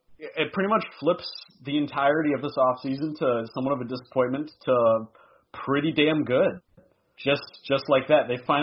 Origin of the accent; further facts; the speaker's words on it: Midwest, United States; also born or lived in Montana; now in Washington, United States; I was born in the Midwest. I have that Midwest blood in me, and I spent a year in Montana.